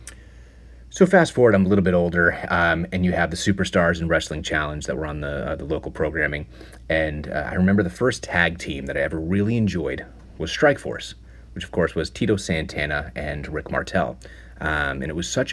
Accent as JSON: {"language": "English", "region": "Connecticut", "country": "United States", "tie": "born or raised there", "also_born_or_lived": "Boston", "moved": "as an adult", "said": "when I was a kid growing up in Connecticut"}